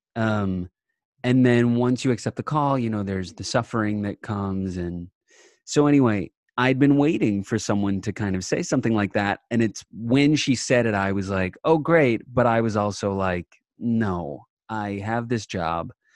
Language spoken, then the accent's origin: English; Long Island, New York, United States; I'm from Long Island